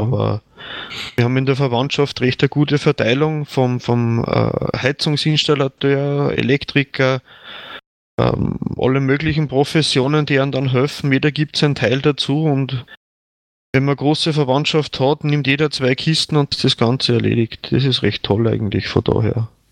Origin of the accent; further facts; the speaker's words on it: Attnang-Puchheim, Upper Austria, Austria; moved away as an adult; also born or lived in Lenzing; now in Bad Ischl, Austria; ich bin jetzt ungefähr 60 Kilometer von meinem Heimatort weg, also wo ich geboren bin